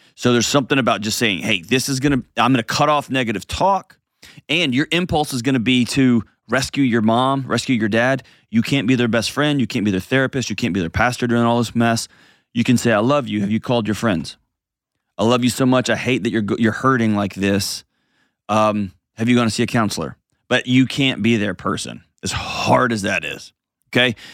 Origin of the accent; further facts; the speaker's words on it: Houston, Texas, United States; moved away; my hometown in H-Tonga